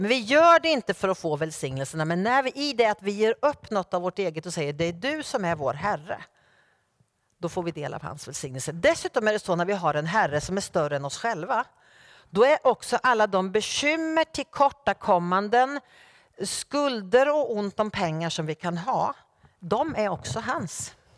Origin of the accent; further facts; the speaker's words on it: Norrköping, Östergötland, Sweden; min hemförsamling i Norrköping där jag är född och uppvuxen